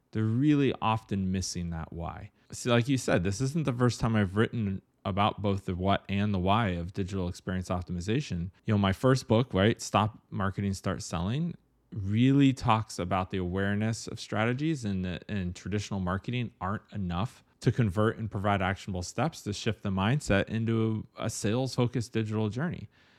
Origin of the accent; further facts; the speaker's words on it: Ohio, United States; I grew up in Ohio, and 2 inches of snow was like, get your boots on and get to school.